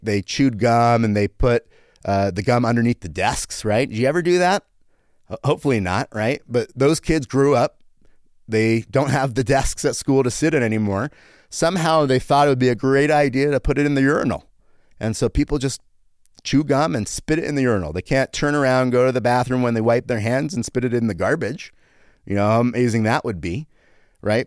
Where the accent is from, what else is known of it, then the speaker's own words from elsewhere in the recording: United States; also born or lived in Canada; Then at five, I moved to America